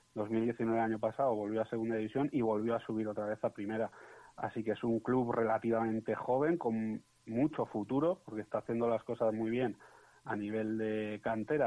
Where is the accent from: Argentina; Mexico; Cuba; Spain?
Spain; Valencian Community; now in Huesca, Spain; como soy valenciano y vivo en Huesca